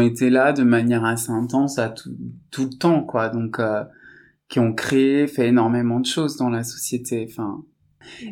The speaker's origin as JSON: {"language": "French", "town": "Saint-Étienne", "region": "Auvergne-Rhône-Alpes", "country": "France", "said": "Je viens de Saint-Étienne, d'une famille euh, qui est issue de l'immigration"}